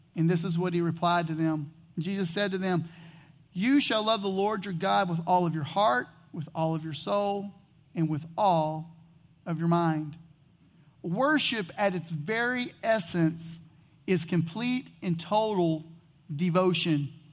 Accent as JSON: {"language": "English", "region": "Texas", "country": "United States", "tie": "born or raised there", "said": "I grew up in Texas, and being from Texas, I am a huge Dallas Cowboy fan"}